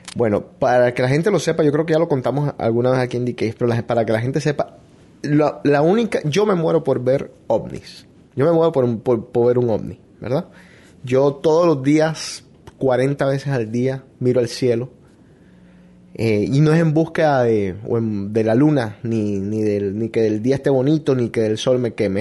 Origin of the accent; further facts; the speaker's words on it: Barranquilla, Atlántico, Colombia; nosotros los barranquilleros